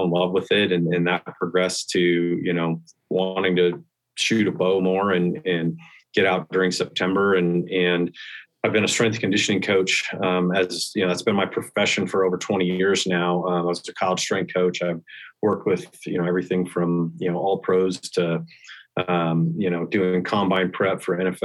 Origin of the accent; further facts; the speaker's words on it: Western Nebraska, United States; now in Denver, United States; I grew up in Western Nebraska and got introduced to hunting at an early age.